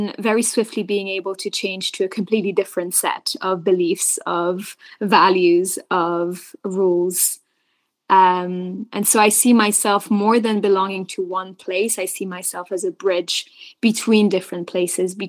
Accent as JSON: {"language": "English", "country": "Belgium", "tie": "born or raised there", "said": "I was born and raised in Belgium, which is this third nationality"}